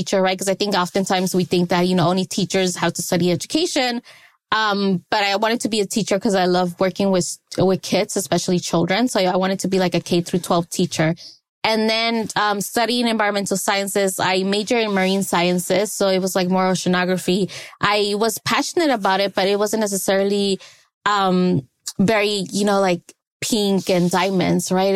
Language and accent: English; Los Angeles, California, United States; I was born in Los Angeles, California. So in South Central, that's where I grew up